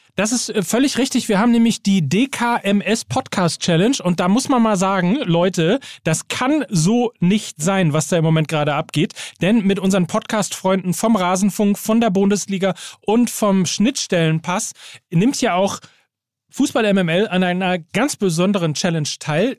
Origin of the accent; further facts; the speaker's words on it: Gütersloh, North Rhine-Westphalia, Germany; in meine Heimatstadt nach Gütersloh